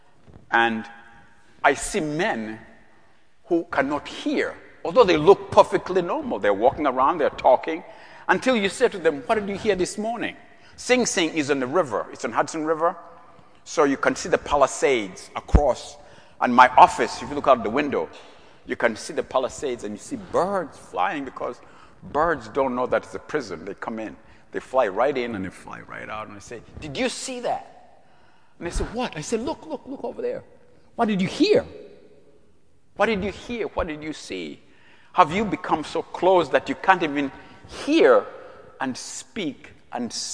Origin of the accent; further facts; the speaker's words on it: Uganda; moved away as an adult; now in United States; I'm from Uganda, as Jack told you, I was born in Uganda